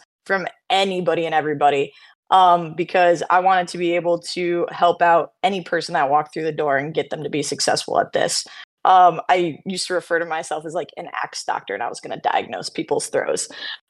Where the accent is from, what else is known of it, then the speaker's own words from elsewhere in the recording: New York, United States; moved away as an adult; now in Maryland, United States; I'm originally from New York, moved down to Maryland in 2017